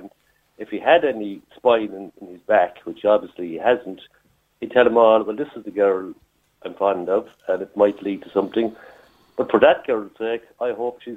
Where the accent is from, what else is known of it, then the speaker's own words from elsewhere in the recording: Cork, Munster, Ireland; I'm from Cork